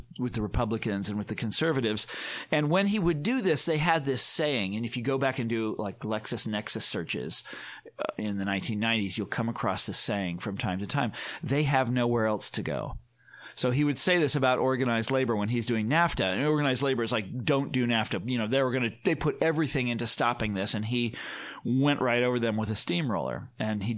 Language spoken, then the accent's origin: English; Kansas City, United States; I was growing up in Kansas City as a kid